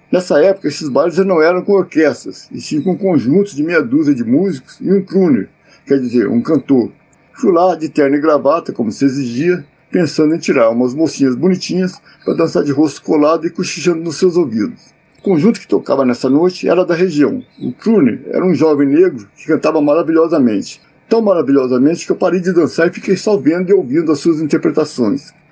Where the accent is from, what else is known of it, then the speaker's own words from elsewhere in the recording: Nova Resende, Minas Gerais, Brazil; now in São Paulo, Brazil; Na minha terra, Nova Resende, em Minas Gerais, onde nem tinha curso colegial